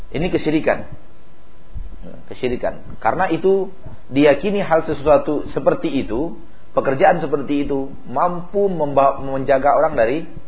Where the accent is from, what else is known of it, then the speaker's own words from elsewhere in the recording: West Sumatra, Indonesia; moved away; Di kampung saya ada yang seperti itu, menyembelih kerbau dan sapi seperti itu di telinga waduk, di hidung waduk, ya nama tempat kami itu e, Tarusan namanya